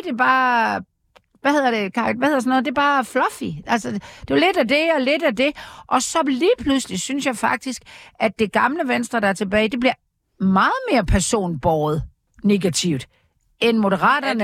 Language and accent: Danish; Aarhus, Central Denmark Region, Denmark; i Aarhus, hvor jeg voksede op